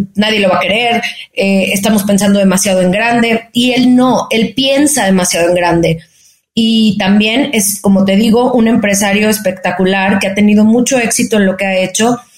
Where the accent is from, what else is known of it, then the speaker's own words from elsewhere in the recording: Guadalajara, Jalisco, Mexico; moved away as an adult; now in Mexico City, Mexico; soy una mexicana, nacida en Guadalajara, tapatía de corazón, pero chilanga. Eh, ahora tengo ya casi 14 años viviendo en la Ciudad de México